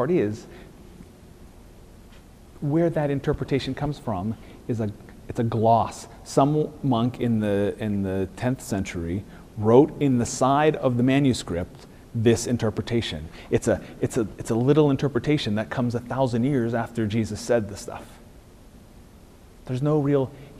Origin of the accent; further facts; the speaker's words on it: United States; He knows we're American.